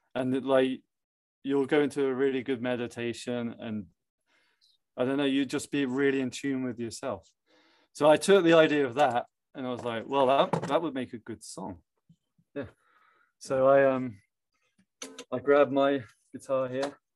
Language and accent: English; England, United Kingdom; moved away; I'm from England, so a lot of family are abroad